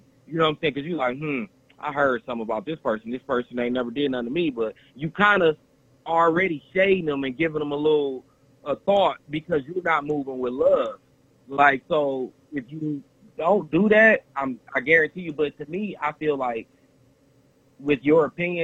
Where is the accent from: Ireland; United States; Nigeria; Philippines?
United States; Detroit, Michigan; now in Texas, United States; we grew up in Detroit